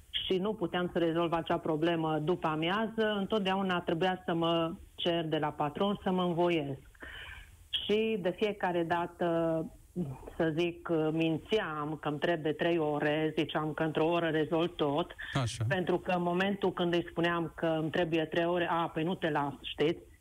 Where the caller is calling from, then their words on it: Oradea, Bihor County, Romania; Vă sunt din Oradea și în legătură cu subiectul dumneavoastră care uh, îl dezbateți astăzi, pot să vă spun uh, și varianta și ce am pățit-o eu.